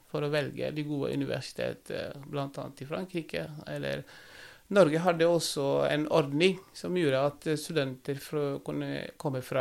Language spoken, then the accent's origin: Norwegian; Saint-Louis, Senegal; now in Norway; Uh, jeg er opprinnelig fra St. Louis, uh -huh. en by oppe i nord.